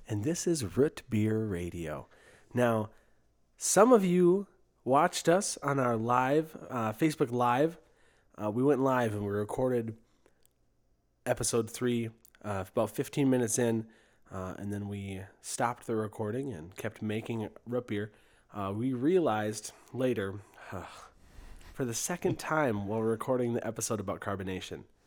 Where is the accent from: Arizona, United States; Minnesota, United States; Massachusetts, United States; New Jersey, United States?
Minnesota, United States; St. Joseph; Bad Habit Brewing Company in Saint Joseph, Minnesota, my hometown.